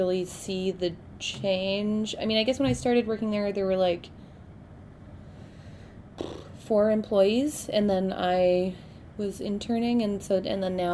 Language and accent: English; Victoria, British Columbia, Canada; moved away as an adult; also born or lived in Montreal; I grew up in Victoria, very close to here.